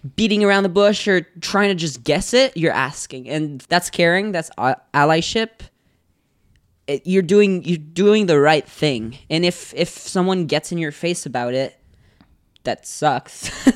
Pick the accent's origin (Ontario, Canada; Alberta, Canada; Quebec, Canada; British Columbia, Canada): Quebec, Canada; Gatineau; moved away; I was born in Get, uh, in Gatineau, and yeah, Gatineau is, it's pretty nice.